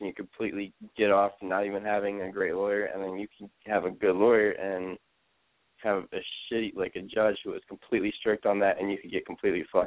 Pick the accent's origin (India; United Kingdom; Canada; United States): United States; Columbus, Ohio; When I was growing up in Columbus, like, I was super young.